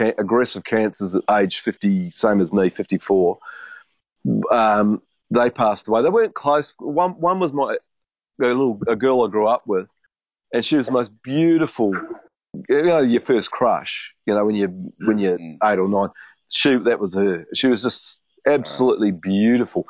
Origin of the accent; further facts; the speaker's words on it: London, United Kingdom; I'm from London.